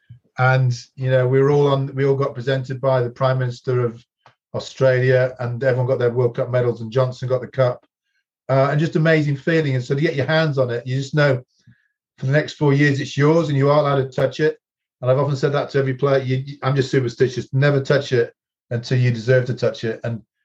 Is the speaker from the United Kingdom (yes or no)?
yes; England, United Kingdom; I'm very English.